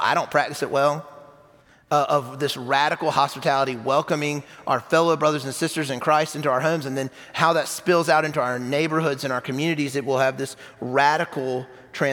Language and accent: English; South Carolina, United States; moved away as an adult; now in Huntsville, United States; I was in my 20s, and I'm from South Carolina